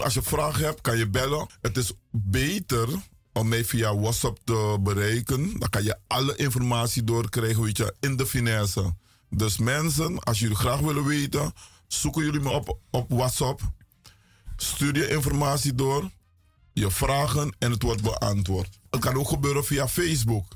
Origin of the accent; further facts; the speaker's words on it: Suriname; now in United States; wij als Surinamers in Amerika